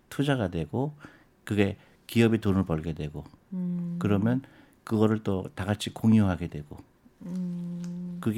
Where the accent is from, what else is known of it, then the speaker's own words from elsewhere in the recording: South Korea; 나도 한국 사람인데.